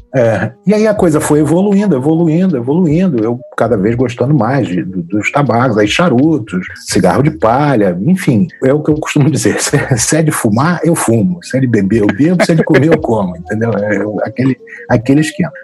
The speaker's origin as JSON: {"language": "Portuguese", "region": "Rio de Janeiro", "country": "Brazil", "tie": "born or raised there", "said": "Eu sou do Rio de Janeiro, nascido e criado no Lins de Vasconcelos, no Rio de Janeiro"}